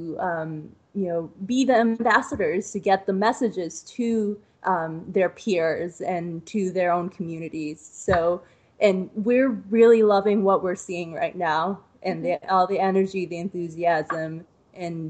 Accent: East Coast, United States; moved away as an adult; now in Ohio, United States; I'm originally from the East Coast

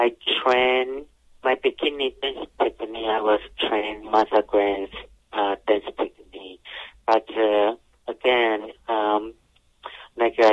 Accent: Taiwan; moved away; I grew up in Taiwan, so we're all surrounding the ocean

